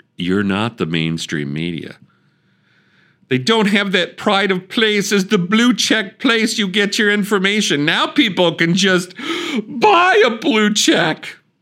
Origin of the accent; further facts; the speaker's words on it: Wisconsin, United States; I'm from Wisconsin.